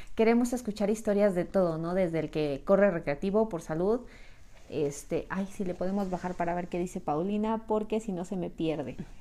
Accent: Mexico City, Mexico; Yo también soy de la Ciudad de México

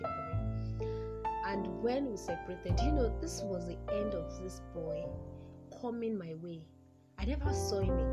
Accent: Yoruba land, Yorubaland, Nigeria; I'm from the Yoruba tribe of Nigeria

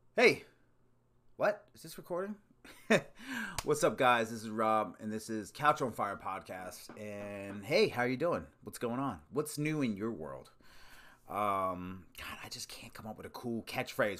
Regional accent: Maryland, United States; I grew up, well, Maryland, which is kinda on the outskirts of the Northeast.

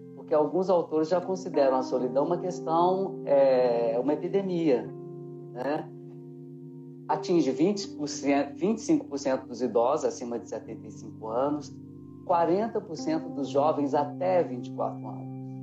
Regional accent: Diamantina, Minas Gerais, Brazil; moved away; Eu também sou do interior, é, mais da metade da minha vida eu já saí de Diamantina

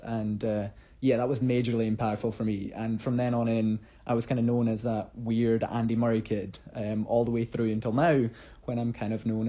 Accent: Scotland, United Kingdom; I am also from Scotland

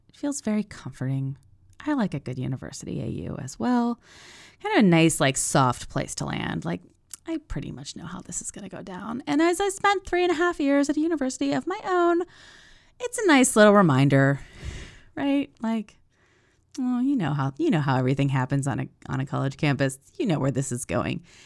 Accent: United States; I'm an American

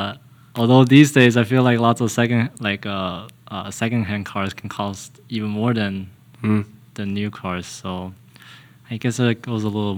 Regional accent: Kentucky, United States; moved away; I am from Kentucky.

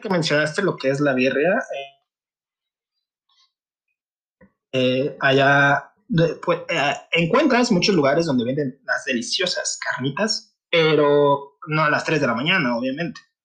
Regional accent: Michoacán, Mexico; now in Guadalajara, Mexico; Yo soy del estado de Michoacán, radico también en la ciudad de Guadalajara

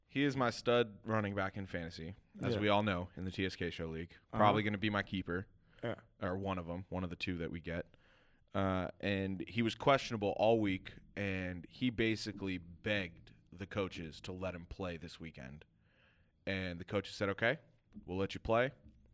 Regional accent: Los Angeles, California, United States; born or raised there

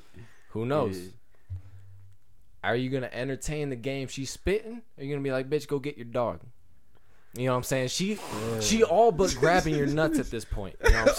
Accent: Detroit, Michigan, United States; Bro, I'm from Detroit, Michigan, bro.

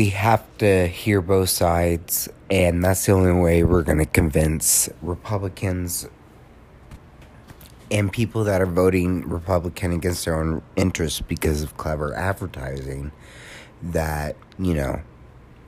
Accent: United States; as an American

